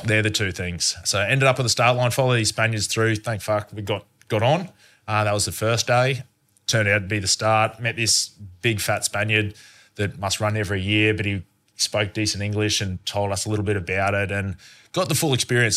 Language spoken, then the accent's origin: English; Australia; growing up in Australia